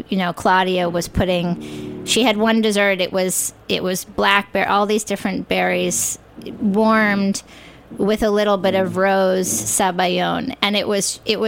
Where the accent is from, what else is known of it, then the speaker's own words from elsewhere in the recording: New York, United States; also born or lived in California; I grew up in New York